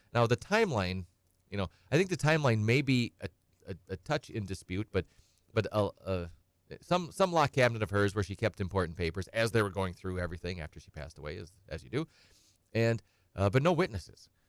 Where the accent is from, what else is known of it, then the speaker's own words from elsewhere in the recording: Edgar, United States; I'm from Edgar. I grew up on a little small hobby farm